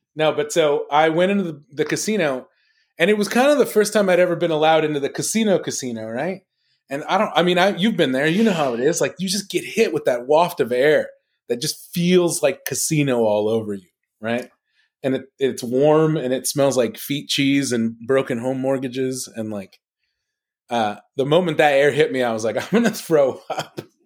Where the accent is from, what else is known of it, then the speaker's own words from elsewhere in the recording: Los Angeles, California, United States; I grew up in Los Angeles